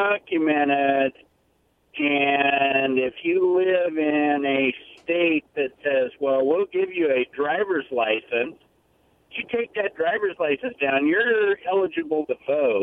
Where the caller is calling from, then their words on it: Prosser, Washington, United States; I'm calling from Prosser